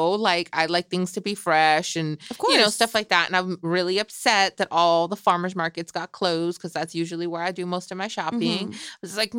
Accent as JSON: {"language": "English", "region": "Michoacán", "country": "Mexico", "said": "my chilaquiles are still gonna be on point, girl, because I'm from Michoacan and we put egg in there."}